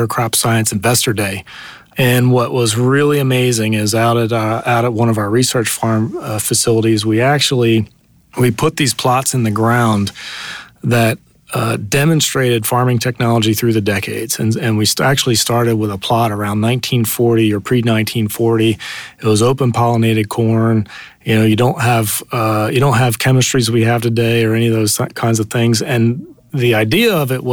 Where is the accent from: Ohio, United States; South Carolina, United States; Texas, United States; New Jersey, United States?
New Jersey, United States; southern; moved away as an adult; also born or lived in Indiana / Silicon Valley; I grew up actually in a little farm in southern New Jersey